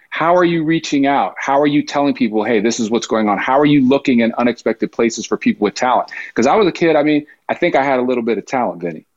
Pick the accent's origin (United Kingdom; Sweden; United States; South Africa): United States; Poughkeepsie, New York; I'm growing up in Poughkeepsie, New York